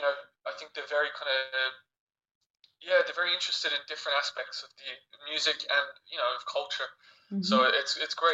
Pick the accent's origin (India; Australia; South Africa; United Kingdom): Australia; moved away; also born or lived in France; myself and my brother, we grew up, we grew up in Australia, but we lived in France for a long time